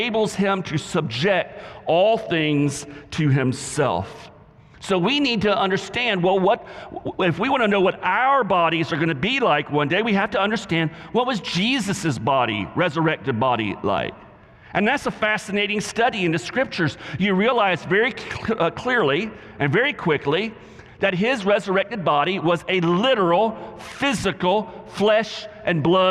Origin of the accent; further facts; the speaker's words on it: the South, United States; accent: southern; my southern accent